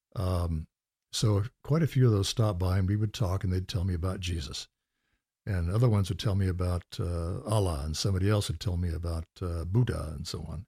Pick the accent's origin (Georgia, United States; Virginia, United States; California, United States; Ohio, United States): California, United States; growing up in California